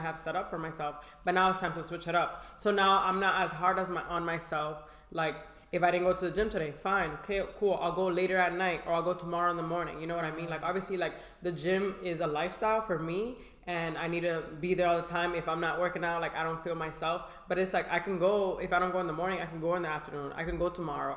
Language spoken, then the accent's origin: English; Boston, Massachusetts, United States; I come from Boston, Massachusetts